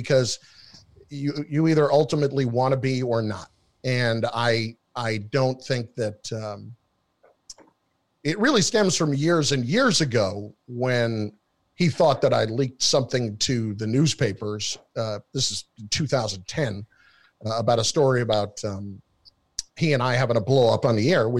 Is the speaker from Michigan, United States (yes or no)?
no; New Jersey, United States; I'm from New Jersey